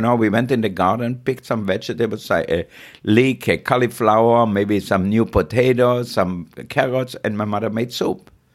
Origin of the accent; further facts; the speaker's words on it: Austria; moved away; I grew up in Austria, really poor.